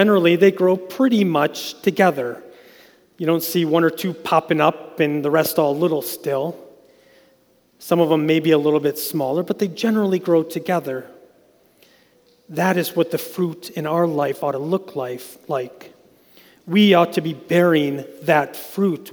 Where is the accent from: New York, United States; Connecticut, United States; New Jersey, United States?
New York, United States; Westfield; I grew up in Westfield, so where I grew up, we were surrounded by grapes